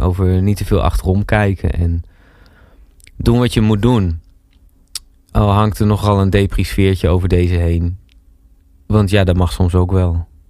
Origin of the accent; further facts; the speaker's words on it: Kampen, Overijssel, Netherlands; moved away as an adult; also born or lived in Breda; Ik kom zelf uit Kampen. Heb ik heel lang gewoond.